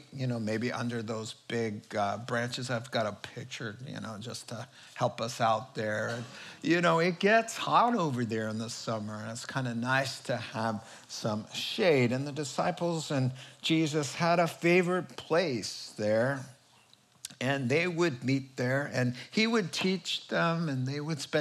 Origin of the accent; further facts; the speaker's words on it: New England, United States; moved away; I grew up in New England, a small town in the suburbs